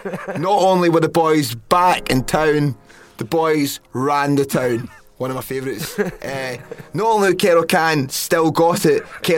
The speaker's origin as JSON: {"language": "English", "region": "London", "country": "United Kingdom", "tie": "born or raised there", "said": "London was great. Shout out to my hometown."}